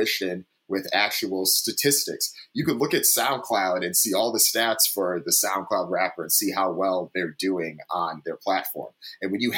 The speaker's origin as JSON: {"language": "English", "region": "East Coast", "country": "United States", "tie": "born or raised there", "said": "I'm originally from the East Coast, so I grew up on this stuff."}